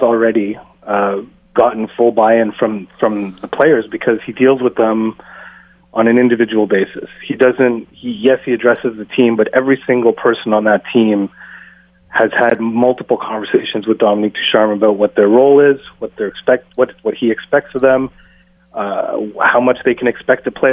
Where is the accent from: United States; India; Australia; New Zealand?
India; I'm Indian